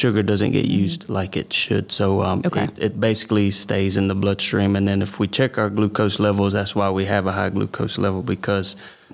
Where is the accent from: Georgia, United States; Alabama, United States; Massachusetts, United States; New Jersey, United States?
Georgia, United States; Omega; also born or lived in Cordele, Georgia; I'm from Omega, Georgia. I've been there most of my life